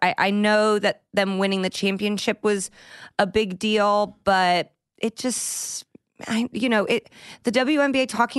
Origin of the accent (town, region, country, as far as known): Indianapolis, Indiana, United States; born or raised there